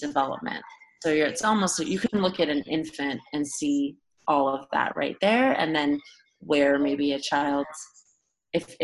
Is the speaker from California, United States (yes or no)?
yes; Burbank, California, United States; also born or lived in Los Angeles, California; I live in Los Angeles, and I grew up in Burbank, California